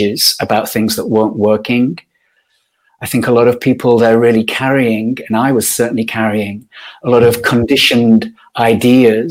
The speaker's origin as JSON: {"language": "English", "region": "Yorkshire and the Humber", "country": "United Kingdom", "tie": "born or raised there", "said": "I grew up in Yorkshire, in Northern England."}